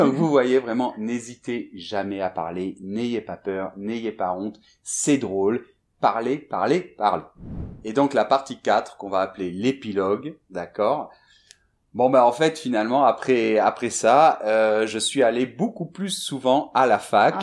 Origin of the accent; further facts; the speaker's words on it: Bordeaux, Nouvelle-Aquitaine, France; moved away as an adult; also born or lived in Madrid; je suis né en France, je suis de Bordeaux à la base